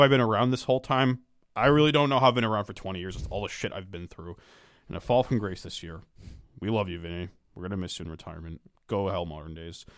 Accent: Lexington, Massachusetts, United States; I'm from Lexington, Massachusetts

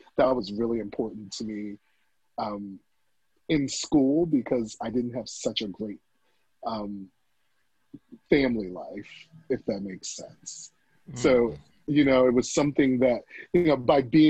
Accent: Silver Spring, Beltsville, and Bowie, Maryland, United States; also born or lived in Washington, District of Columbia, United States; I was born in DC and then I was raised in Silver Spring, Beltsville, and Bowie

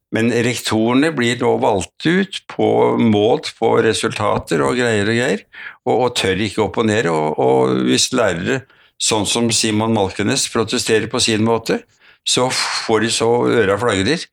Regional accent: Oslo, Norway; Født og vokst opp i Oslo

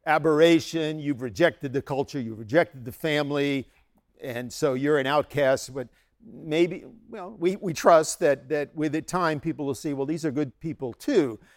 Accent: United States; also born or lived in Bangladesh; I'm an American.

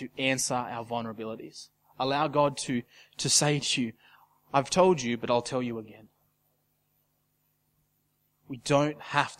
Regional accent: Casino, New South Wales, Australia; can anything good come out of a casino? That's my hometown

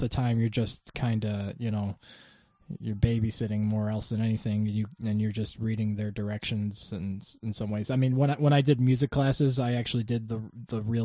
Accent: upstate New York, United States

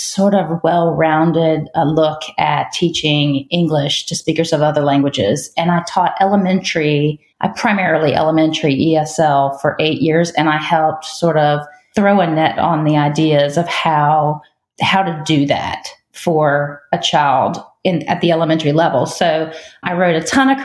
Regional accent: Richmond, Virginia, United States; I grew up in the Richmond area outside of Richmond, Virginia

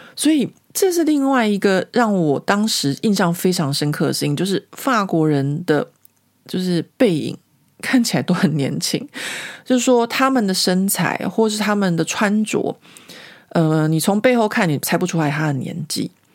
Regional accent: Taiwan; moved away as an adult; now in Paris, France; 我从台湾来的

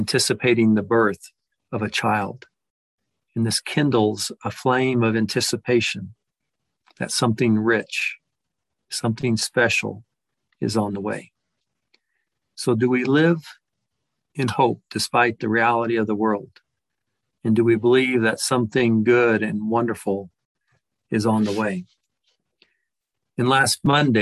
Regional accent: Texas, United States; a large family in there from Texas, which is my home state

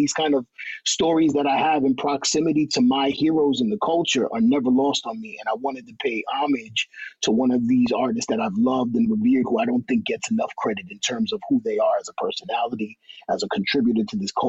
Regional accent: New York, United States; I used to want to rap like Brooklyn Rappers. I'm from Uptown.

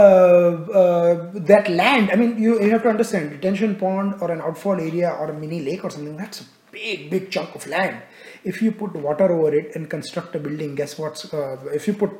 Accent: India; moved away; I was born and raised in India

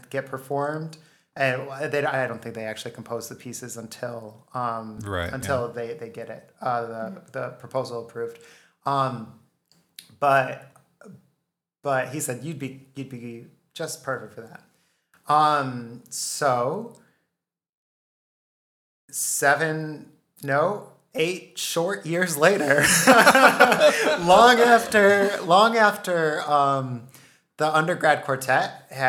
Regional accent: Western New York, United States; We're from West New York, so I said Carnegie instead of Carnegie.

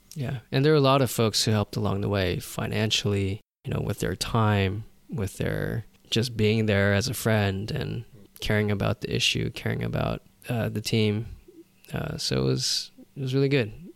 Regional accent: Los Angeles, California, United States; I was born here in L

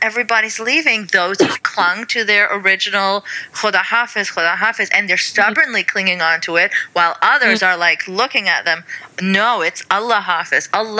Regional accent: Saudi Arabia; I mean, even though I grew up in Saudi as well. So it's not foreign to me in that regard. I mean, I was surrounded by burqas when I left my compound.

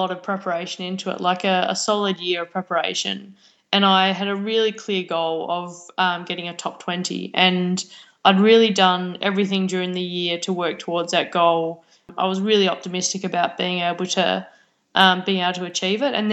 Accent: Australia; also born or lived in Victoria; as an Australian, especially as an Australian athlete

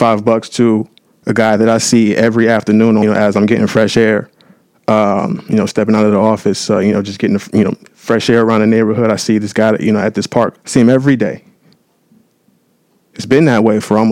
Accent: San Diego, California, United States; now in Los Angeles, United States; I'm born and raised down in San Diego, California

